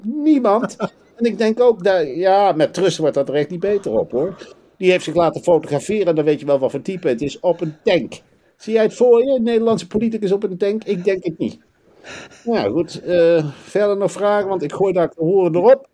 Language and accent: Dutch; North Brabant, Netherlands; moved away as an adult; now in United Kingdom; Ik kom oorspronkelijk uit Brabant